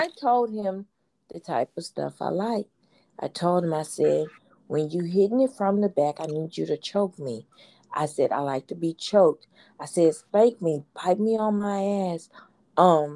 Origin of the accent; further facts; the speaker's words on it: Houston, Texas, United States; I'm from Fifth Ward